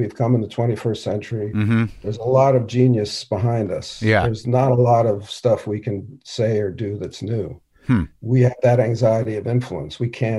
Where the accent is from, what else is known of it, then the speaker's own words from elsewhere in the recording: New York City, New York, United States; New York City.